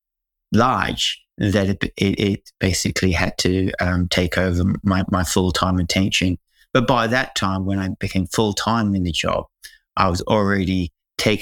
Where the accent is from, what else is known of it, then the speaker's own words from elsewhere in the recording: Hong Kong; now in Perth, Australia; I come from Hong Kong, which is, you know, one of the largest metropolises that you can imagine.